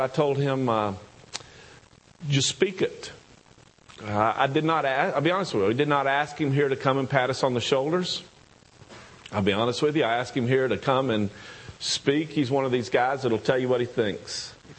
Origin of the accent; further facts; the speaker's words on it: the South, United States; accent: southern; my southern accent